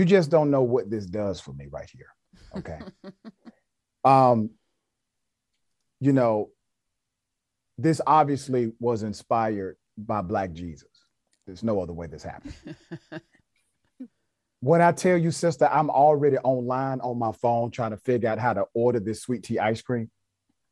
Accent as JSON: {"language": "English", "region": "Georgia", "country": "United States", "said": "I'm from Georgia"}